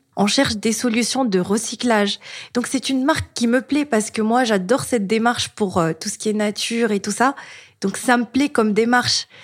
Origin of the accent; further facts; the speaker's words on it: Tunisia; moved away; je suis tunisienne